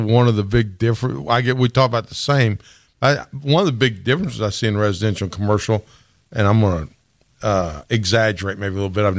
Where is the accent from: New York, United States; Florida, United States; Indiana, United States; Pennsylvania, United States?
Indiana, United States; Newburgh; I'm not from these. I'm from Newburgh